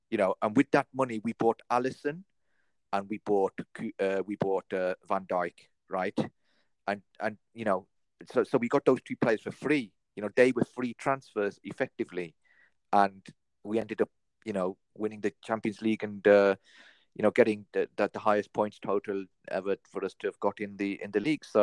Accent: North West England, United Kingdom; So, you know, I, I, I just, you know, I'm a Scouser through and through.

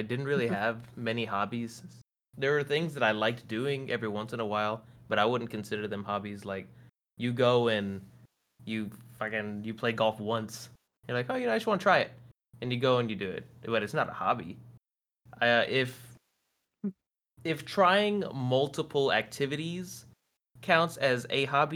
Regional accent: San Antonio, Texas, United States; I was born here in San Antonio

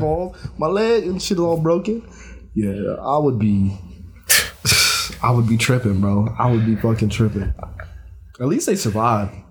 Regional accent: United States; as an American citizen

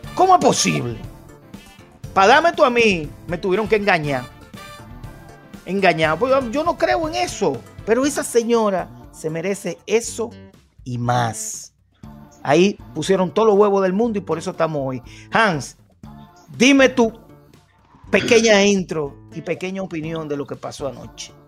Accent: Dominican Republic; Nosotros como dominicanos

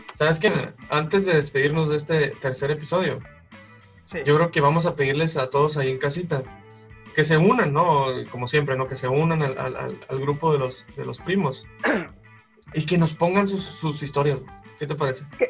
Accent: Mexico

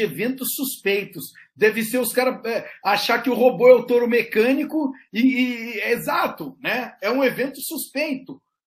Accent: Brazil; sou do Brasil

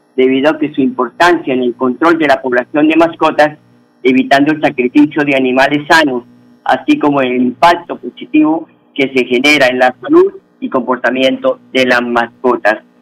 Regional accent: Huila, Colombia; moved away; Ese es el himno de nosotros allá en el departamento del Huila

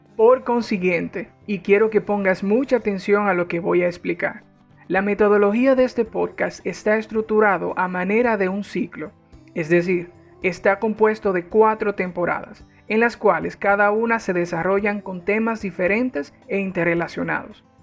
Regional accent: Dominican Republic; also born or lived in Spain; Soy dominicano y tengo 29 años de edad

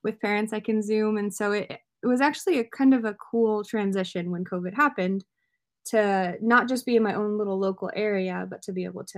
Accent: United States; I grew up bilingual in the United States in a monolingual home

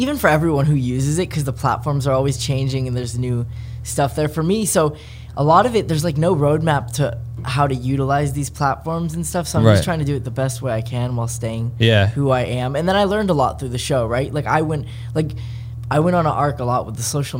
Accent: San Francisco Bay Area, California, United States; I'm from the Bay Area

